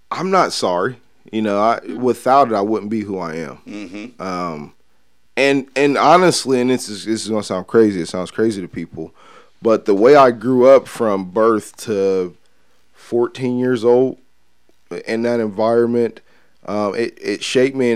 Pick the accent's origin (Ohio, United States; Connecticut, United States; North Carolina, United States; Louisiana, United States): Ohio, United States; Columbus; Columbus, Ohio.